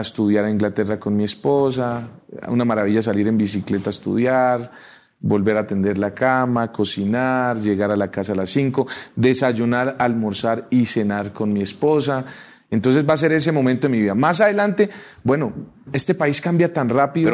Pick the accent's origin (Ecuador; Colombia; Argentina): Colombia; Socha, Boyacá; Socha, mi pueblo